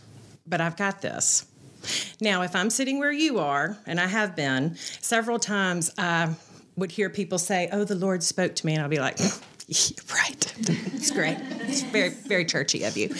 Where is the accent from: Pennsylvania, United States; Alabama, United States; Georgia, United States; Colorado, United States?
Alabama, United States; Birmingham; I grew up here in Birmingham